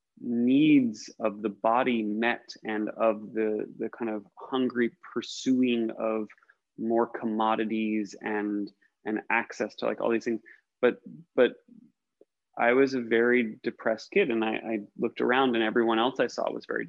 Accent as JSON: {"language": "English", "country": "United States", "tie": "born or raised there", "said": "as an American, I grew up in the suburbs of America"}